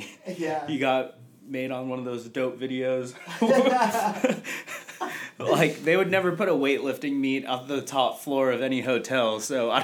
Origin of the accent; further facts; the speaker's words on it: California, United States; we're fucking from California